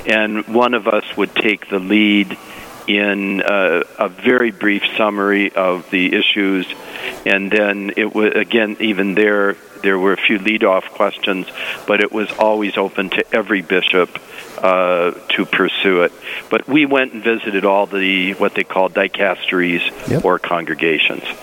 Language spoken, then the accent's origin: English; Detroit, Michigan, United States; moved away; I, I am from the Lower East Side of Detroit